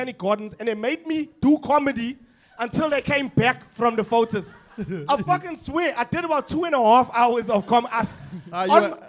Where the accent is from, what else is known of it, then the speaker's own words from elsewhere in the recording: South Africa; I'm not from Newlands, and they know I'm not from fucking Newlands. They know I'm from Merendridge.